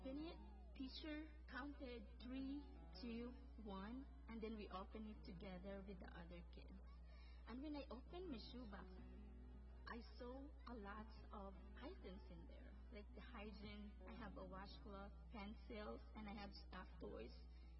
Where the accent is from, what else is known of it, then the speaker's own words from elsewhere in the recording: Philippines; moved away; I was born in the Philippines and growing up in a poor family